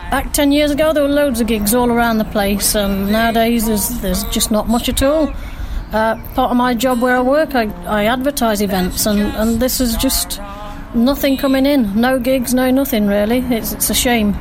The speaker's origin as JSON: {"language": "English", "town": "Mansfield", "region": "East Midlands", "country": "United Kingdom", "said": "I'm a busker from Mansfield"}